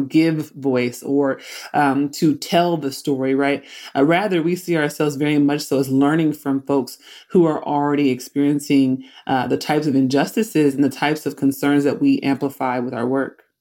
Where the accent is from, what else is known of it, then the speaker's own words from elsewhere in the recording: Oakland, California, United States; I grew up in Oakland, California.